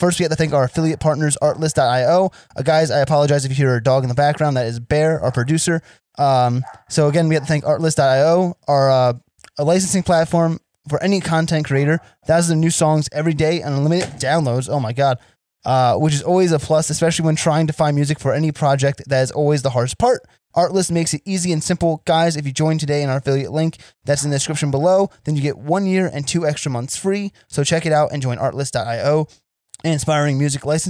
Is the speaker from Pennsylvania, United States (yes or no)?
no; New Jersey, United States; I'm from Central Jersey